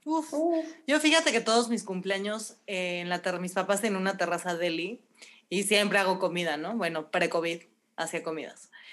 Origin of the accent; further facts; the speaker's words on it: Mexico; soy mexicana